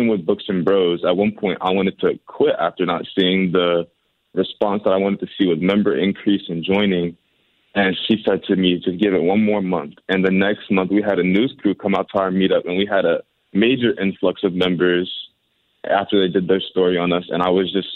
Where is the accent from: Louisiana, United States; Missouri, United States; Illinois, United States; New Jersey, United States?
Missouri, United States; St. Louis; my hometown in St. Louis